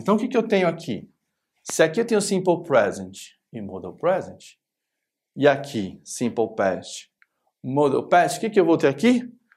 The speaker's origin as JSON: {"language": "Portuguese", "country": "Brazil", "said": "a gente é brasileiro"}